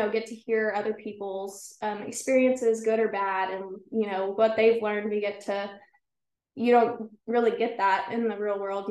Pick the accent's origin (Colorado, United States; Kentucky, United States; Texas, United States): Texas, United States; Brackettville; I was born and raised in Brackettville.